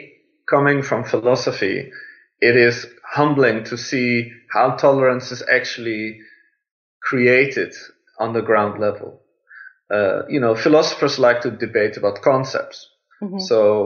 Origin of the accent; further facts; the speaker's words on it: Iran; born there; the fact that I was born in Iran has stimulated me to take really serious the issue of religious tolerance